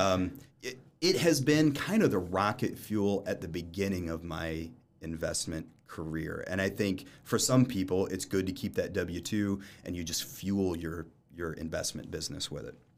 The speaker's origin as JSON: {"language": "English", "town": "Lafayette", "region": "Indiana", "country": "United States", "tie": "born or raised there", "said": "I was born down in Lafayette while they went to Purdue"}